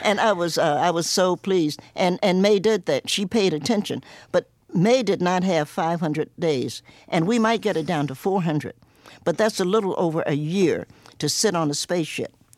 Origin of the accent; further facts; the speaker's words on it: Cincinnati, Ohio, United States; also born or lived in Knoxville, Tennessee / New York; now in Roanoke, United States; I was born in Knoxville, Tennessee, grew up in Cincinnati